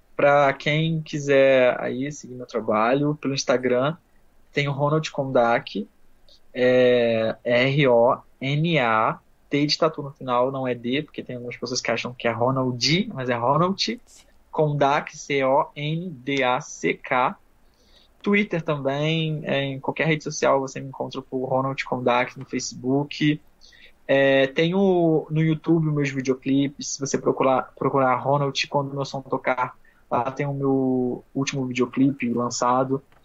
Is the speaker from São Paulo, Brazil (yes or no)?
no; Nova Friburgo, Rio de Janeiro, Brazil; eu sou de Friburgo, do Rio de Janeiro, do interior, região serrana do Rio de Janeiro